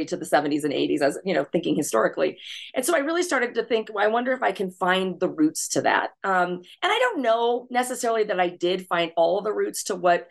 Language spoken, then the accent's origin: English; Intermountain West, United States; I grew up in the Intermountain West in the 80s and 90s